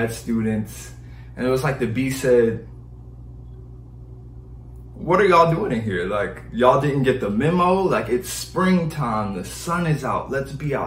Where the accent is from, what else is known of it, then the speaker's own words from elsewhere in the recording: Detroit, Michigan, United States; I'm from Detroit, Michigan. It's cold there